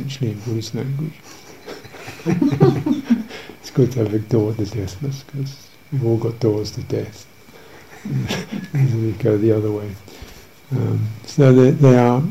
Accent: United Kingdom; being British

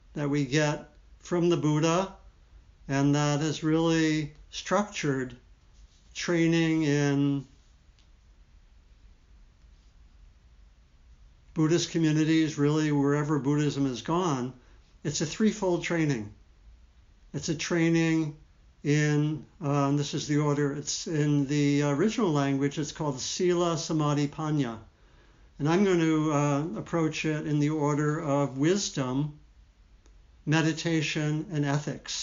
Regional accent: D.C., Maryland, United States; I grew up in Maryland, outside of Washington, D.C.

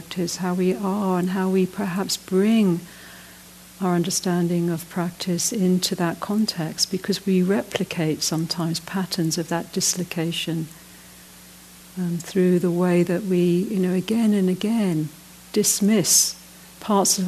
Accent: United Kingdom; moved away as an adult; also born or lived in Ireland; now in South Africa; I'm from Britain

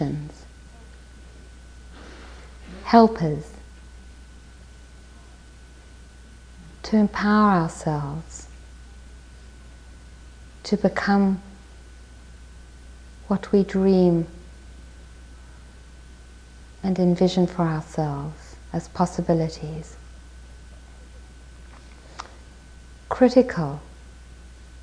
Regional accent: South Africa; I was born in South Africa and my parents were politically active there.

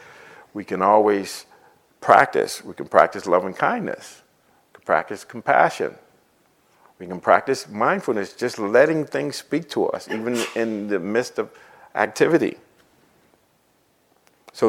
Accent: Boston, Massachusetts, United States; growing up in Boston, living in Boston

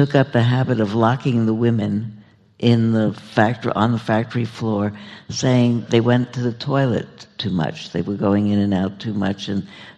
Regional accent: New York, United States; moved away; I grew up in New York

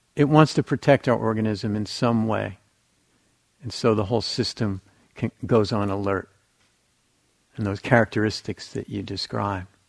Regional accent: New Jersey, United States; I grew up in New Jersey, it was right across from New York City

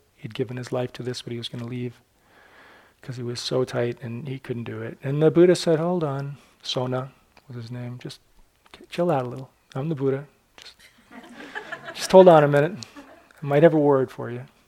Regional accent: Newburyport, Massachusetts, United States; Newburyport, my, kind of my hometown

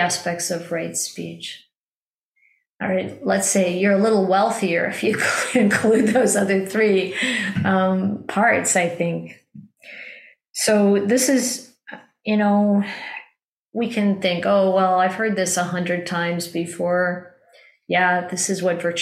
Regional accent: Midwest, United States; when I was a child growing up in the Midwest

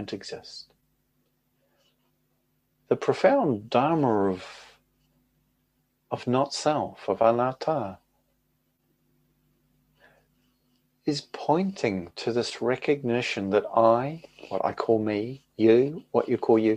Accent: New Zealand; moved away as an adult; now in United Kingdom; growing up in New Zealand and living as an adult in the United Kingdom

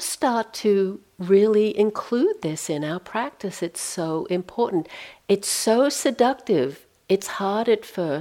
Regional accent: Australia; moved away as an adult; I'm from Australia. I left there in 1980, so been out of, haven't lived there for a long time.

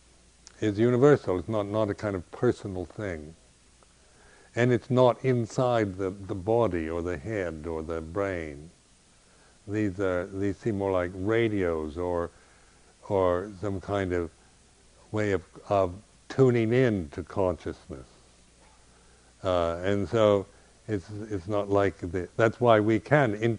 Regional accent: United States; as an American

